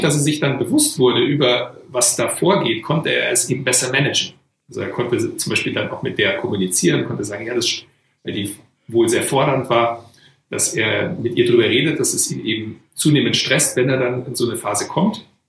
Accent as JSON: {"language": "German", "town": "Weilheim in Oberbayern", "region": "Bavaria", "country": "Germany", "tie": "born or raised there", "also_born_or_lived": "Oregon, United States / Boston, United States", "said": "bin aufgewachsen hier in Weilheim in Oberbayern"}